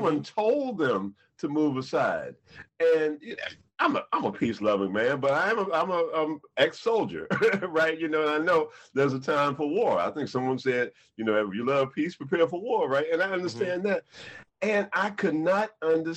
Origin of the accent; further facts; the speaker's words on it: Washington, District of Columbia, United States; I was born and raised in Washington, D.C.